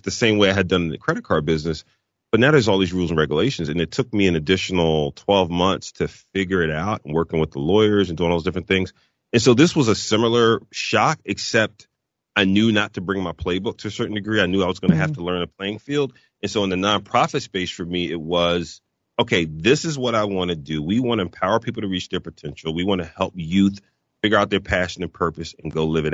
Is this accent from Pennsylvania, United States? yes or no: yes; Philadelphia, Pennsylvania, United States; moved away as an adult; also born or lived in Chicago / Dallas / Oklahoma; my wife and I were born and raised in Philadelphia. We had never moved before